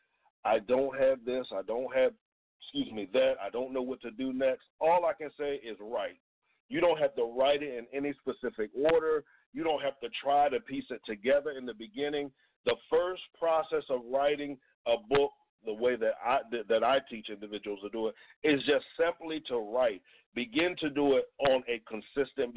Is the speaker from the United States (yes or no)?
yes; Georgetown, Delaware, United States; moved away; also born or lived in New Jersey; I am from a town called Georgetown, Delaware, which is in Sussex County